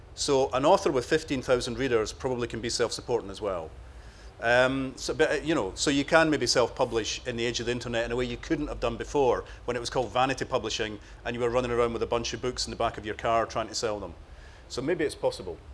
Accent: Cardenden, Scotland, United Kingdom; my hometown

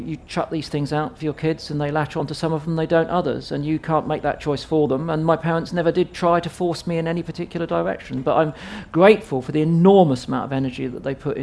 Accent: Southampton, South East England, United Kingdom; I was growing up in Southampton

